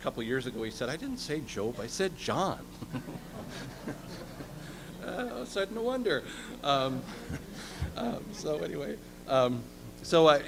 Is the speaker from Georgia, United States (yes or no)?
no; Minnesota, United States; moved away as an adult; now in Shelbyville, United States; I've been in Shelbyville for 17 years, and I'm originally from Minnesota.